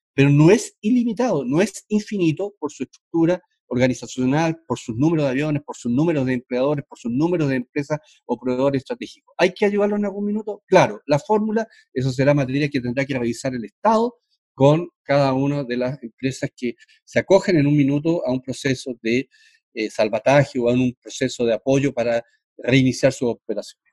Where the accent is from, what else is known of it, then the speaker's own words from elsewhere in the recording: Chile; como chileno